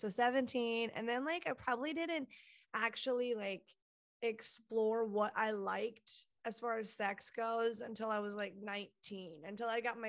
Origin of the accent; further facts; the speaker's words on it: Texas, United States; In Texas.